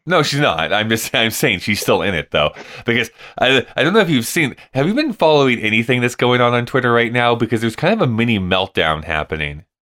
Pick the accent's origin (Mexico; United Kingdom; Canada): Canada; moved away; as a Canadian